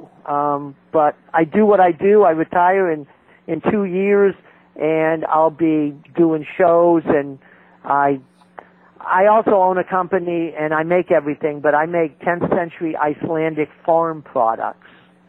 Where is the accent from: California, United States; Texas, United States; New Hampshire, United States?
New Hampshire, United States; I'm a Yankee. I'm from New Hampshire